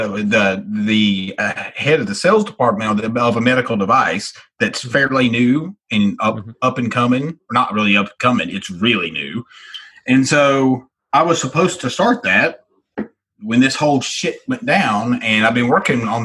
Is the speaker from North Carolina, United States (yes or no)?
yes; North Carolina, United States; moved away; also born or lived in Charlotte, North Carolina / Las Vegas; I'm from Mayberry. So literally from a little bitty itty bitty town, like that was on like the Andy Griffith Show. That's where I grew up